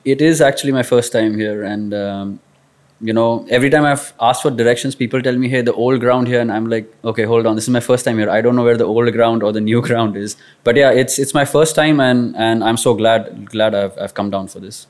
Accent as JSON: {"language": "English", "town": "Kolhapur", "region": "Maharashtra", "country": "India", "tie": "born or raised there", "said": "growing up in Kolhapur"}